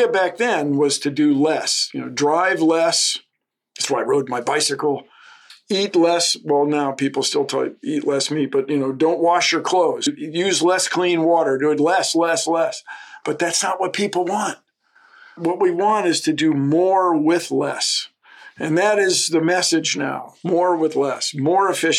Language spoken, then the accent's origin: English; Washington, District of Columbia, United States; moved away; growing up in Washington, having access to the woods greatly affected my appreciation for nature.